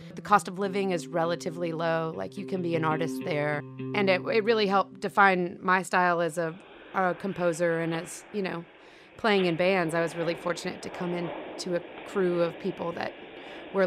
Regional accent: Cleveland, Ohio, United States; moved away as an adult; also born or lived in Athens, Georgia; I grew up in Cleveland, Ohio

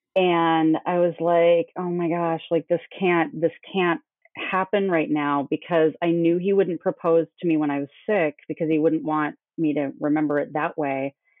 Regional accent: Minnesota, United States; I came from Minnesota

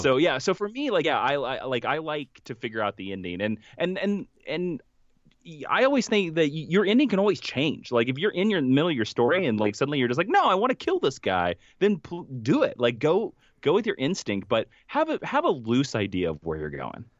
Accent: Stark, Kansas, United States; moved away; the actual town that, you know, I'm from, which is Stark, Kansas, has a population of seventy-three people

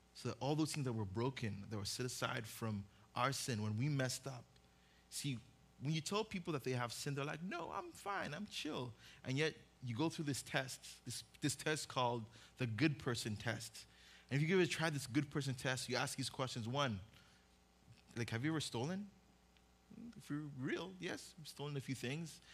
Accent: Uganda; also born or lived in Oxnard, California, United States; now in Westlake, United States; I was born in Oxnard, grew up in Uganda.

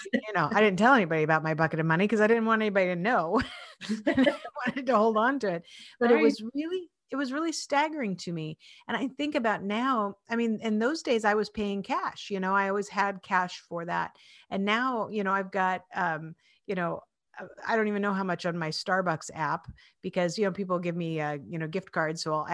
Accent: Washington, United States; I grew up in Washington State

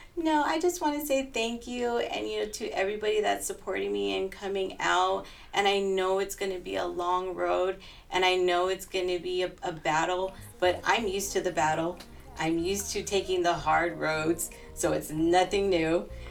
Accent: Los Angeles, California, United States; my hometown in Northeast Los Angeles

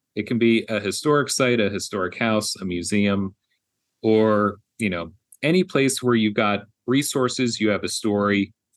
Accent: Philadelphia, Pennsylvania, United States; moved away; my hometown of Philadelphia

